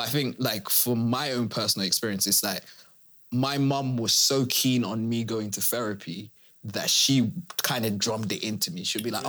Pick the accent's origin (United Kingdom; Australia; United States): United Kingdom; Where do I actually fit as a first generation immigrant, but then I'm British?